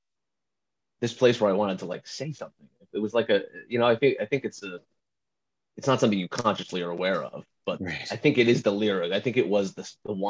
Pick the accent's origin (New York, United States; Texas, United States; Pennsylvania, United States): Pennsylvania, United States; Philadelphia; also born or lived in New Jersey; I grew up in Philadelphia, Pennsylvania. I was born in New Jersey.